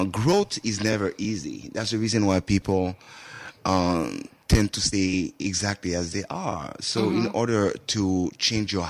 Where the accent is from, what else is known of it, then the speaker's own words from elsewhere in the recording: Haiti; moved away as an adult; now in Saugatuck, United States; I am from Haiti